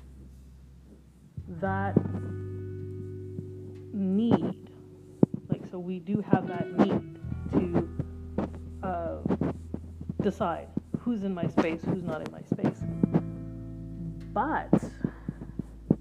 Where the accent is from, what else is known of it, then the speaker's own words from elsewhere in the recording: India; now in North America; being an Indian person, living in North America